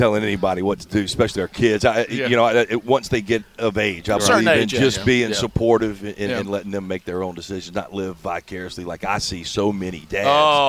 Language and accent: English; Mobile, Alabama, United States; moved away as an adult; also born or lived in California; now that I'm retired, I got five boys, and we're back in Mobile.